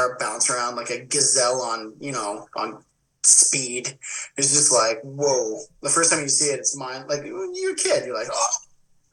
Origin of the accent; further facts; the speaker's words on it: northern Alberta, Canada; I lived in the middle of northern Alberta